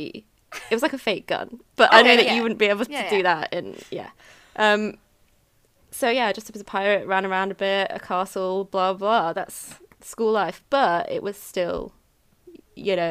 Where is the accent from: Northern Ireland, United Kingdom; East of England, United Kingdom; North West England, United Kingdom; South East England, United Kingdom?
South East England, United Kingdom; Oxford; accent: British; I am from Oxford